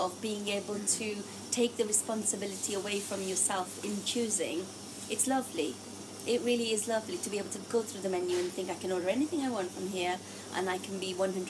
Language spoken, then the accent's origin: English; Gujarat, India; now in Oxfordshire, United Kingdom; I'm Indian. I'm from Gujarat, which is in the middle of India. Traditionally, we're predominantly vegetarians. So I come from a family of vegetarians.